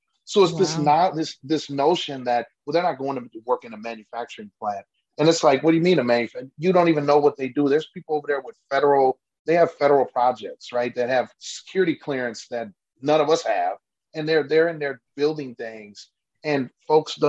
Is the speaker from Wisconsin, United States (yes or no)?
yes; Milwaukee, Wisconsin, United States; now in Germantown, United States; I live, born and raised in Milwaukee, but we bought a house in Germantown